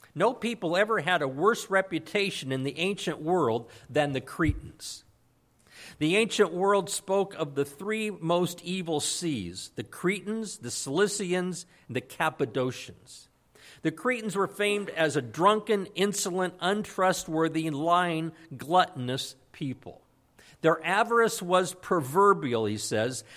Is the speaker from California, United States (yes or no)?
yes; Santa Maria, California, United States; moved away as an adult; I grew up in Santa Maria, and I finally brought my family, uh, back to Santa Maria